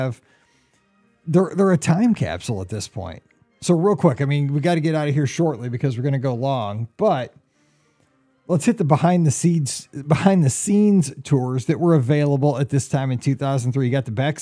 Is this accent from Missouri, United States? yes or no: yes; St. Louis, Missouri, United States; we're from St. Louis